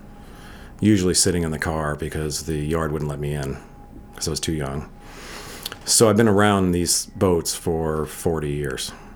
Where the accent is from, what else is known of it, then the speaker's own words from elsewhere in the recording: Connecticut, United States; I grew up on Boston Whalers and was running around the Connecticut shores when I was 9 by myself on it